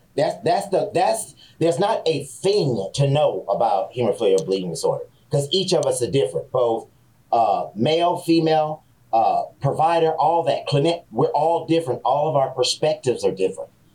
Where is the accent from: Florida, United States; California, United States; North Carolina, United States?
California, United States; San Francisco; I was a black man growing up in San Francisco.